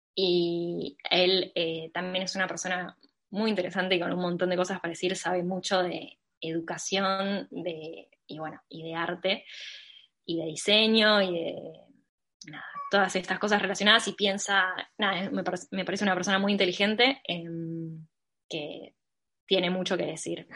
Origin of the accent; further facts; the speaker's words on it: Mar del Plata, Buenos Aires Province, Argentina; Mar del Plata, mi ciudad natal